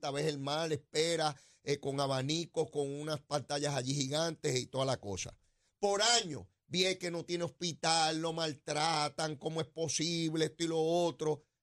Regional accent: Guaynabo, Puerto Rico; No, de eso no soy, soy de acá, de Sonadora de Guainabo, de esos son los míos de acá.

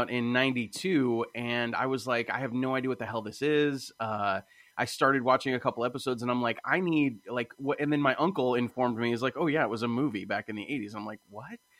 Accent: Phoenix, Arizona, United States; I was born in Phoenix, Arizona.

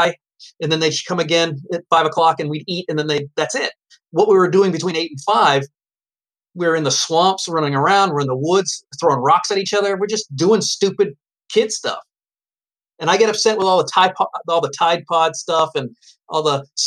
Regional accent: New Hampshire, United States; I'm from New Hampshire

